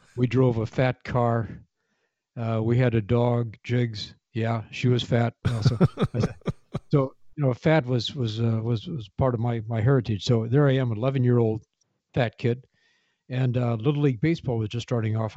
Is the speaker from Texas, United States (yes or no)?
no; Kankakee, Illinois, United States; moved away as an adult; this is my hometown of Kankakee, Illinois.